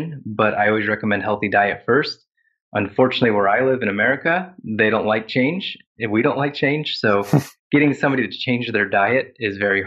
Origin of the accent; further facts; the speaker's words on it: Ohio, United States; now in South Carolina, United States; And I grew up in Ohio, which is in the northern half of the United States.